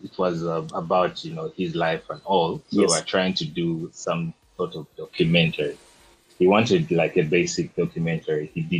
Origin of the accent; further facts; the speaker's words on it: Kampala, Uganda; I grew up in Bugos, Luzira, those areas